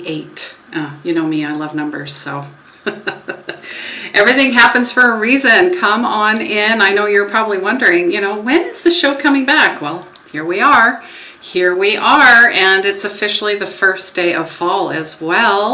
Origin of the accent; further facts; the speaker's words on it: Canada; I'm possibly Canadian